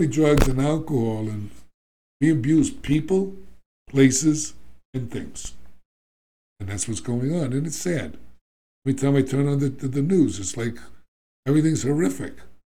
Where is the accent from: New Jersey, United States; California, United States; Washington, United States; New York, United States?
New York, United States; I'm from New York